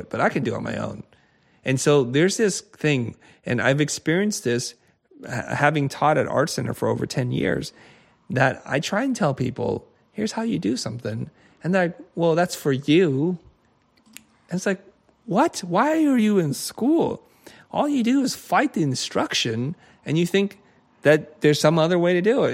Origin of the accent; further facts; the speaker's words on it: United States; I grew up in America in a time in which diversity was not so, so big nor important